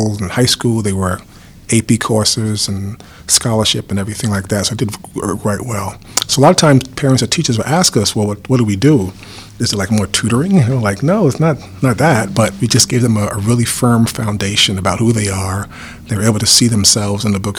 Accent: New Jersey, United States; moved away as an adult; also born or lived in Teaneck / Montclair; we're actually from New Jersey.

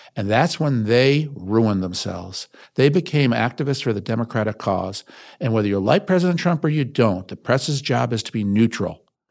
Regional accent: Westchester County, New York, United States; I was born in New York City, raised outside the city of Westchester County.

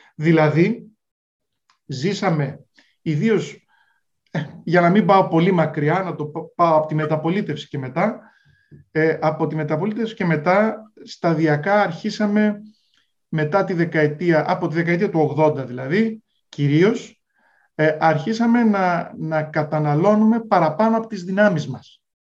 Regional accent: Greece; δουλεύαμε ως Έλληνες

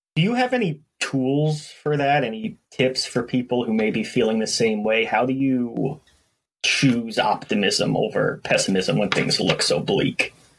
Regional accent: New York City, New York, United States; I grew up in Brooklyn, New York

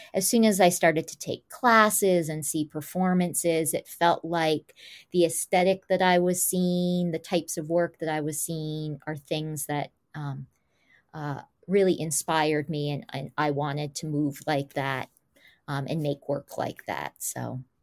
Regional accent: Goshen, New York, United States; also born or lived in Highland Falls, New York; the majority of my young life grew up in Goshen, New York

